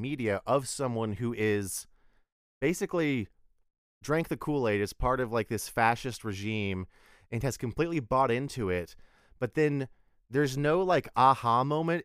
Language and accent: English; Texas, United States; we're both from Texas